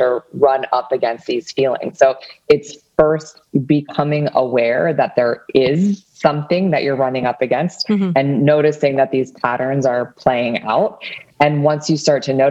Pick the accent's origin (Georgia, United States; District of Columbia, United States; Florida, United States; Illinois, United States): District of Columbia, United States; Washington; I am from the Washington, D.C. area